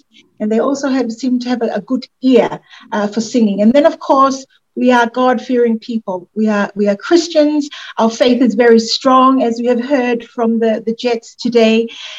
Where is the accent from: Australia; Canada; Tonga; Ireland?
Tonga; moved away as an adult; now in United States